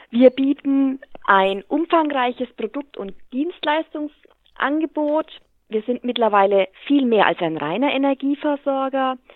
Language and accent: German; Hammelburg, Bavaria, Germany; Ich bin 45 Jahre alt, ein Kind der Stadt Hammelburg, glücklich verheiratet